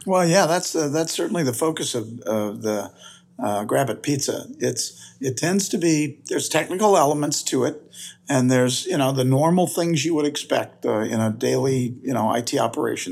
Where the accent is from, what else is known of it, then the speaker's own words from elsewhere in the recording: United States; also born or lived in Missouri; I'm from the United States